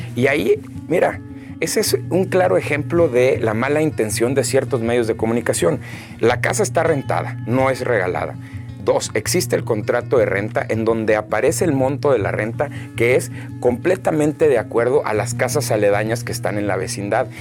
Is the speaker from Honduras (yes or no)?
no; Hermosillo, Sonora, Mexico; also born or lived in Monterrey / Boston / Canada; yo nací aquí en Hermosillo, eh, el 23 de enero del 91